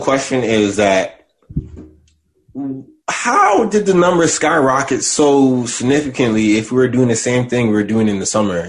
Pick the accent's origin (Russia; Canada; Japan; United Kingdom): Canada; Brampton, Ontario; I'm from Brampton.